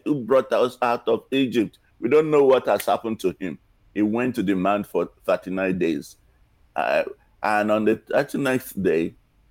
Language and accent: English; Nigeria; now in United States; when I was growing up in Nigeria